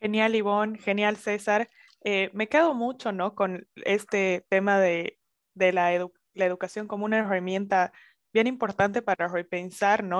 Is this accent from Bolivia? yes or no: yes; Sucre, Chuquisaca, Bolivia; also born or lived in Santa Cruz de la Sierra; soy boliviana, soy de la capital Sucre y estoy grabando en este preciso momento en Santa Cruz de la Sierra, igual Bolivia.